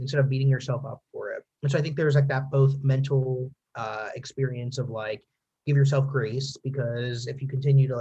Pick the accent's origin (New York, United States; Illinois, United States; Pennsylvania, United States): Pennsylvania, United States; I'm from Pennsylvania